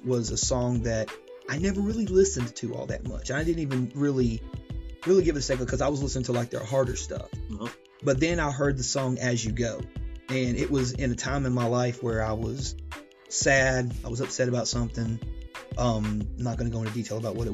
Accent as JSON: {"language": "English", "town": "Chattanooga", "region": "Tennessee", "country": "United States", "tie": "born or raised there", "moved": "as an adult", "lives_now": "Georgia, United States", "said": "I'm Chattanooga born and bred."}